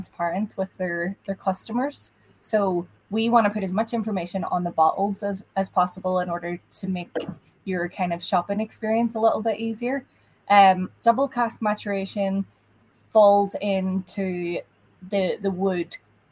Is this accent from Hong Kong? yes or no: no; Ireland; now in United States; regional words that we wouldn't particularly use in Ireland. Sometimes I get caught out when I go home